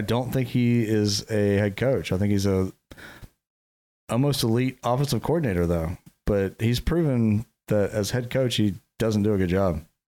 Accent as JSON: {"language": "English", "town": "Jacksonville", "region": "Florida", "country": "United States", "said": "we're from Jacksonville"}